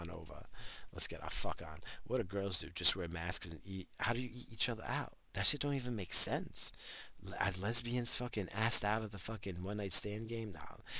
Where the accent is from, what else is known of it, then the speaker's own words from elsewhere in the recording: United States; I'm fucking American